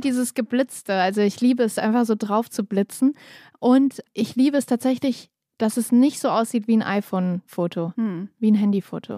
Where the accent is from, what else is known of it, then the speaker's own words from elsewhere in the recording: Kassel, Hesse, Germany; now in Berlin, Germany; mein Lieblingsort in Kassel ist natürlich so das Haus, wo ich aufgewachsen bin